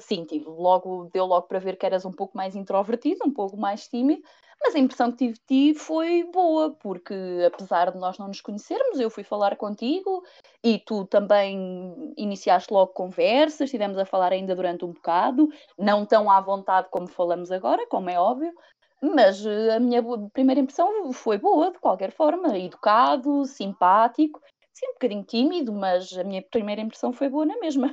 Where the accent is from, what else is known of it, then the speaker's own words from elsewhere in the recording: Viseu, Portugal; tenho 30 anos, sou de Viseu